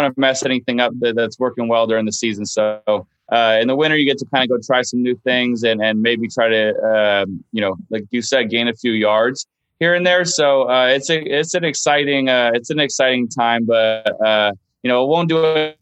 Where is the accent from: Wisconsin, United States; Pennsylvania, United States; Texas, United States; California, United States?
California, United States; Los Angeles; I grew up going to Riviera